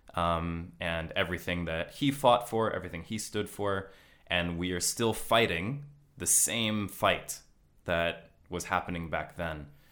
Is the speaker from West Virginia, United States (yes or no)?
no; Los Angeles, California, United States; moved away as an adult; also born or lived in Hokkaido; now in Tokyo, Japan; I'm from Los Angeles